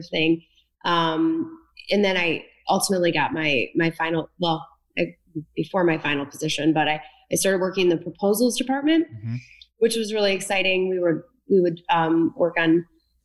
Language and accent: English; Linden, Michigan, United States; also born or lived in New York; I grew up in Linden, Michigan, which is right near Fenton, about 15 minutes south of Flint